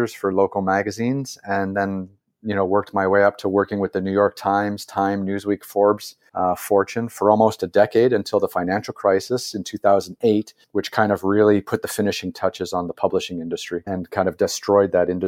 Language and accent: English; Canada; as a Canadian